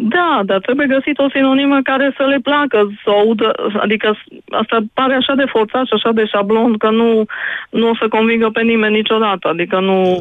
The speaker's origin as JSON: {"language": "Romanian", "town": "Odorheiu Secuiesc", "region": "Harghita County", "country": "Romania", "tie": "born or raised there", "said": "m-am născut în Odorheiu Secuiesc"}